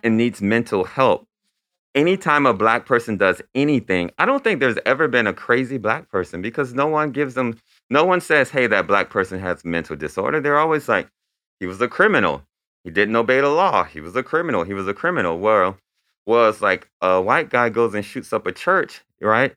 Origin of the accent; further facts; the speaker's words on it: Lakeland, Florida, United States; I grew up in Lakeland, Florida